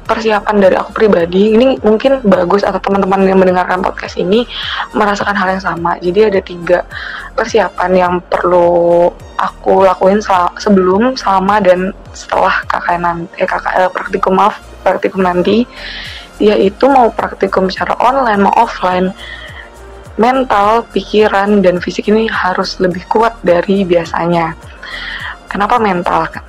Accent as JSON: {"language": "Indonesian", "region": "East Kalimantan", "country": "Indonesia", "said": "kebetulan aku dari Kalimantan Timur kalau yang belum tahu hai teman-teman Kalimantan Timur"}